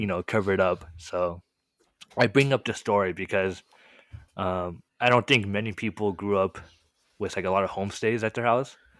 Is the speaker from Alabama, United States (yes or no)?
no; Marietta, California, United States; first language Korean; English is a second language; I was born and raised in a really small city